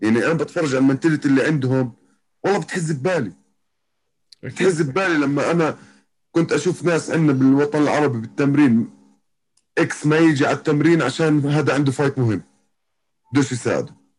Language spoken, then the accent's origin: Arabic; Jordan; عندنا بالاردن